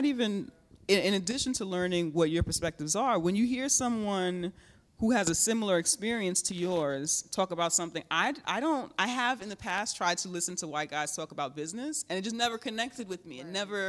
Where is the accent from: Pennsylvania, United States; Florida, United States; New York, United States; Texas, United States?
New York, United States; It's just like I had to imagine her as, you know what I'm saying, me as a New Yorker, you know?